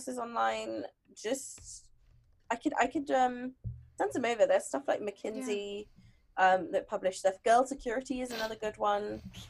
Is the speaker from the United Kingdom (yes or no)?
yes; London, United Kingdom; born and brought up in London